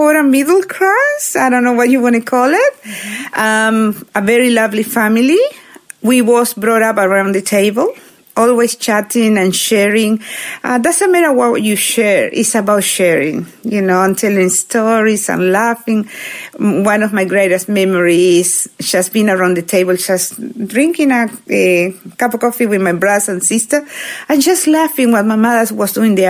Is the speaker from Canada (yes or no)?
no; Uruguay; moved away as an adult; also born or lived in Argentina; now in Australia; I was born in Uruguay